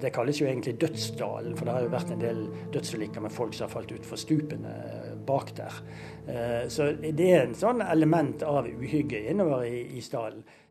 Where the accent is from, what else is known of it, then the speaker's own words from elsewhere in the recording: Bergen, Vestland, Norway; Nå er jeg jo fra Bergen, og jeg løper faktisk inn i isdalen minst to ganger i uken.